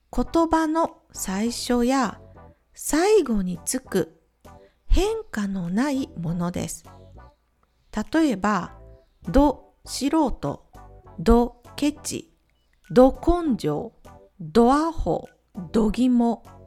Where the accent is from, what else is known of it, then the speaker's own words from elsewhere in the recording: Ehime, Japan; now in Czech Republic; 地元愛媛